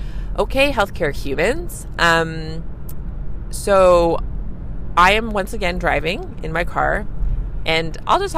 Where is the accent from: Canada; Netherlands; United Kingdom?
Canada; I'm a Canadian family physician